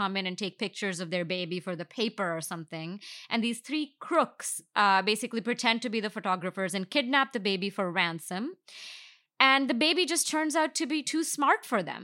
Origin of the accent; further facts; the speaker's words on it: India; now in United States; I didn't grow up here. I grew up in India